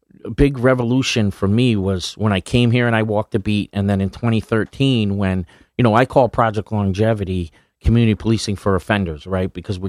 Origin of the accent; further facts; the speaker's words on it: Rhode Island, United States; Yeah, I mean, I grew up in Rhode Island in a kind of like low-income neighborhood.